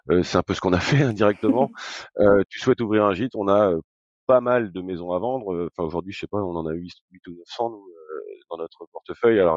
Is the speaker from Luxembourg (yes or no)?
no; Granville, Normandy, France; also born or lived in Paris; Je suis normand purbeur. Ah d'accord. Donc euh, donc euh, né à né à Granville, euh, voilà j'ai quitté un peu la région pour aller faire mes études à Paris